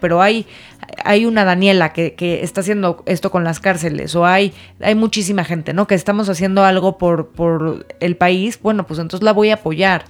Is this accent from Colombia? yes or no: no; Mexico; como mexicanos